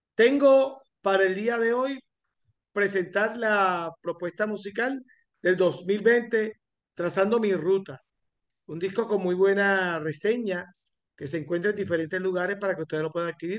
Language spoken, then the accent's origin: Spanish; Corozal, Puerto Rico; mi compueblana de Corozal, Puerto Rico. Ella de Cibuco, yo de Palos Blancos